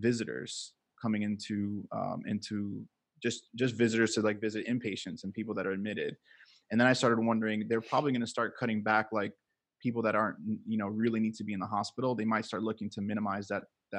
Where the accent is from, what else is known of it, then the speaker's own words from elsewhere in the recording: Miami, Florida, United States; also born or lived in New Jersey; I'm from Miami, Florida. I was raised here. I can't say born and raised because I was born in New Jersey, but I moved to Miami when I was one. Raised in Miami, pretty much knew this my whole life